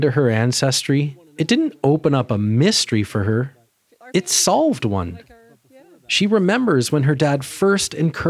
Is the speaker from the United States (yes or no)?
no; Newfoundland and Labrador, Canada; And I'm a Newfoundlander.